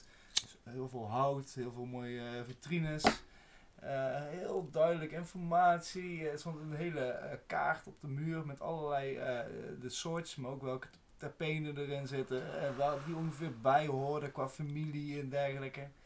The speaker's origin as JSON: {"language": "Dutch", "country": "Netherlands", "said": "als Nederlander"}